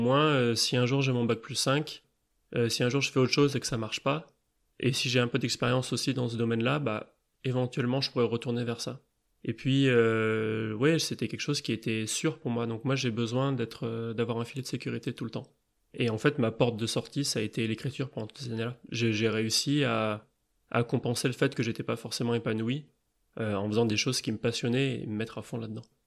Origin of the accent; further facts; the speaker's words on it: Grenoble, Auvergne-Rhône-Alpes, France; j'habite à Grenoble, j'ai grandi à Grenoble, j'ai fait mes études à Grenoble